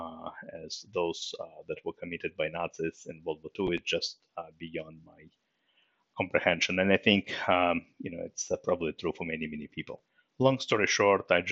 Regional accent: Moscow, Russia; English is a second language; now in United States; I was born in Moscow, Russia, and in 1993, you know, my family and myself, we emigrated to US, and that's where I lived ever since

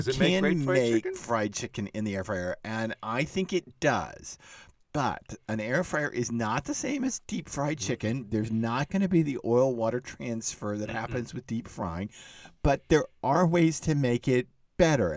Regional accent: Dallas, Texas, United States; moved away; I grew up in Dallas

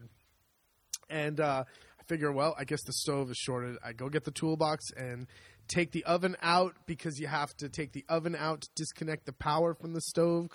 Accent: United States; now in Italy; we're American.

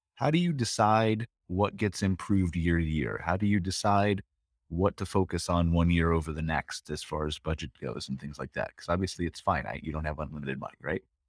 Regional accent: United States; being an American

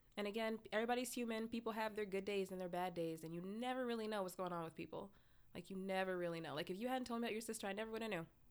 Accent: Lansing, Michigan, United States; born or raised there; moved away

